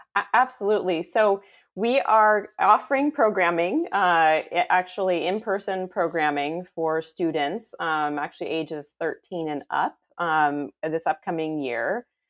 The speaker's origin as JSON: {"language": "English", "area": "San Francisco Bay Area", "region": "California", "country": "United States", "tie": "born or raised there", "moved": "as an adult", "lives_now": "Houston, United States", "said": "I was actually born and raised in a suburb of the San Francisco Bay Area in California"}